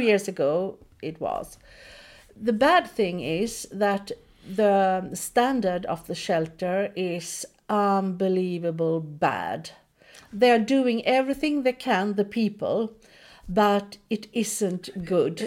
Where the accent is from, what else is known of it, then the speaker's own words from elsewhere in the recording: Sweden; now in Nazaré, Portugal; I'm from Sweden